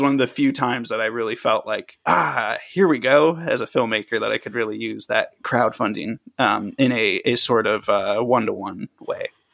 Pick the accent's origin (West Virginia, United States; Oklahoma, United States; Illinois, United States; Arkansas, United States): Illinois, United States; a suburb an hour south of Chicago; moved away as an adult; also born or lived in Tennessee / Maryland; now in Los Angeles, United States; I grew up for most of my, like, teenage life, uh, in Illinois, a suburb, like, an hour south of Chicago